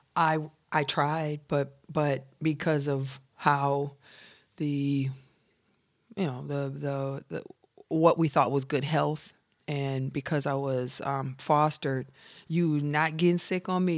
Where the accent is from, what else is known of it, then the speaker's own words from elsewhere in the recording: Milan, Michigan, United States; moved away; also born or lived in Atlanta; I'm from a small country town outside of Ann Arbor called Milan, Michigan. I'm from a hundred and seventy-five acre farm.